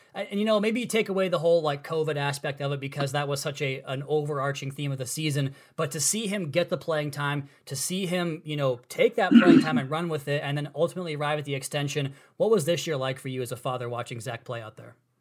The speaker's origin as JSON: {"language": "English", "area": "the Northwest", "region": "Pacific Northwest", "country": "United States", "said": "I'm from the Northwest. I'm a city kid"}